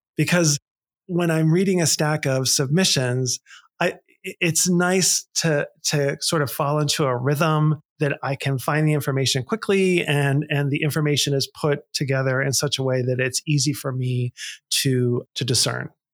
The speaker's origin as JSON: {"language": "English", "town": "Pittsburgh", "region": "Pennsylvania", "country": "United States", "tie": "born or raised there", "moved": "yes", "said": "I grew up in Pittsburgh, Pennsylvania, and we talk the way we talk"}